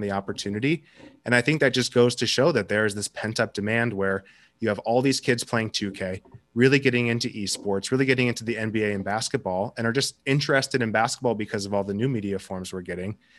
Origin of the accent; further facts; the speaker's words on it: Seattle, Washington, United States; I'm from Seattle